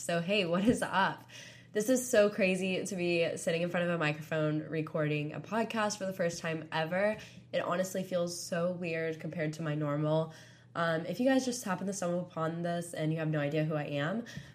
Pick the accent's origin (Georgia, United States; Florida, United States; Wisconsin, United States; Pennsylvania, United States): Florida, United States; Panama City Beach; moved away as an adult; now in Tuscaloosa, United States; I'm from Panama City Beach, Florida